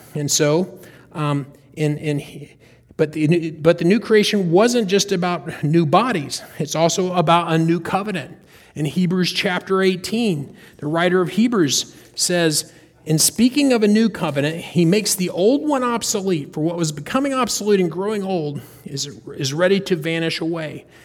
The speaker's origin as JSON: {"language": "English", "region": "North Carolina", "country": "United States", "tie": "born or raised there", "said": "We're from North Carolina. I grew up in North Carolina"}